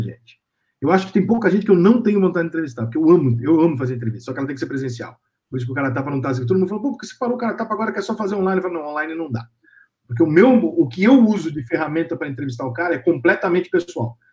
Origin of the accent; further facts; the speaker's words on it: São Paulo, Brazil; eu sou de São Paulo